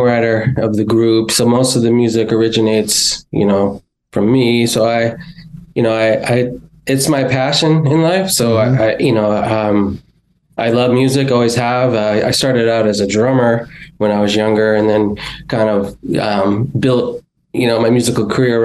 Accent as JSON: {"language": "English", "town": "Lowell", "region": "Massachusetts", "country": "United States", "tie": "born or raised there", "also_born_or_lived": "Pacific Northwest", "said": "I was born in Lowell."}